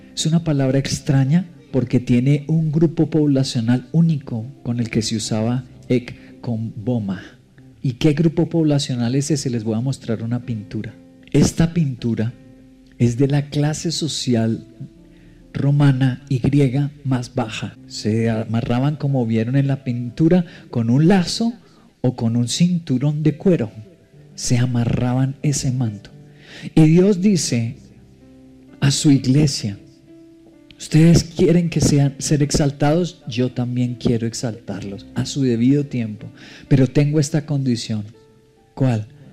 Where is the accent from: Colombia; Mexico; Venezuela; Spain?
Colombia; como colombianos del siglo XXI nos cuesta